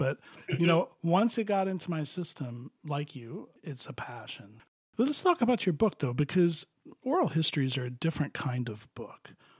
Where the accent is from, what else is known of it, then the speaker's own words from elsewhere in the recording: Miami, Florida, United States; I grew up in Miami, and where I went to school … had a house like right down the road.